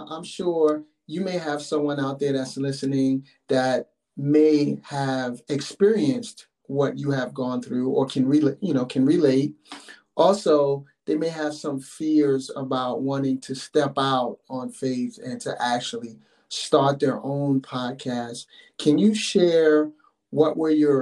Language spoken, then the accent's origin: English; New York, United States; I'm from New York, yes. Myself, Brooklyn, New York